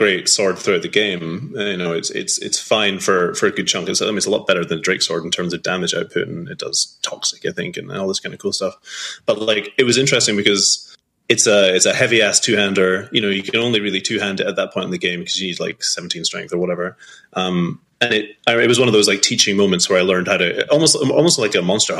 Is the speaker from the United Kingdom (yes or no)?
yes; Scotland, United Kingdom; also born or lived in Edinburgh; growing up in Scotland